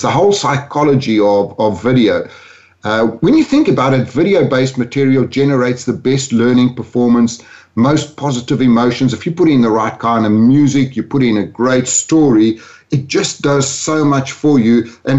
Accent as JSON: {"language": "English", "country": "South Africa", "tie": "born or raised there", "also_born_or_lived": "London, United Kingdom", "moved": "as an adult", "said": "My accent, actually, I grew up in South Africa, moved to London when I was 40 years old, and now live between Spain, London, and Orlando. So I've got a bit of a mongrel accent."}